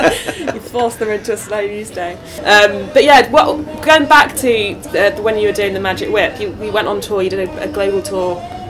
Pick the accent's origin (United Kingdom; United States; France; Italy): United Kingdom; Nottingham, East Midlands; regardless, I'm from Nottingham, so I'm from the Midlands, so I could like either, to be honest.